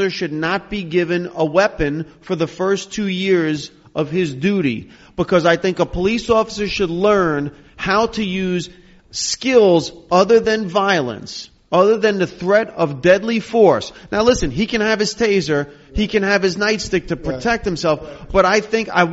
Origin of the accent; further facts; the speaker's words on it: Hackensack, New Jersey, United States; as a kid growing up in Hackensack